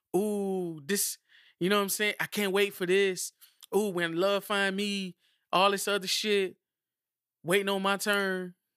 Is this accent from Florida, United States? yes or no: yes; Miami, Florida, United States; I'm from Miami